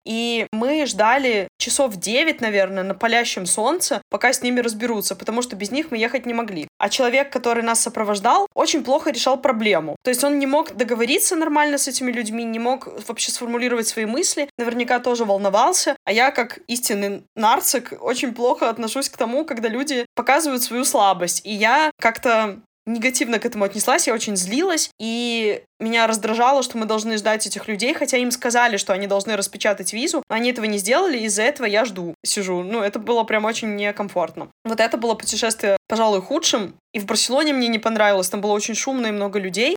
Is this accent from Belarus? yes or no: yes; Belarus; also born or lived in Portugal